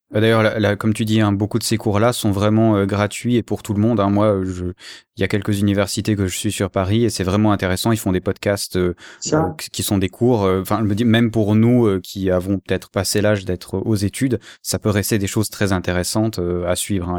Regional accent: Switzerland; je suis suisse

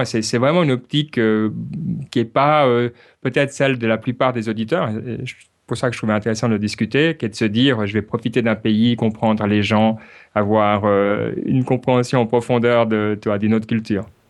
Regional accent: Switzerland; now in Ireland; en tant que Suisse

